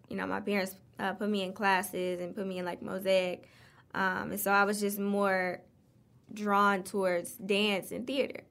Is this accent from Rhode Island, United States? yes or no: no; Detroit, Michigan, United States; Grew up on the East Side, um, off of Gratiot.